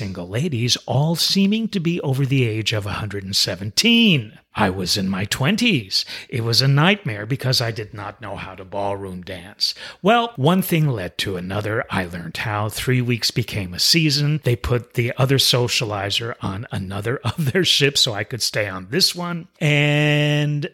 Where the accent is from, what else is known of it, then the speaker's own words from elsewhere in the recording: New York City, New York, United States; moved away; I'm originally from New York City